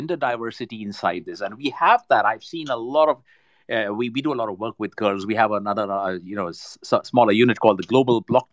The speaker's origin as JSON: {"language": "English", "country": "India", "said": "We've got the brains right here in India. I'm Indian"}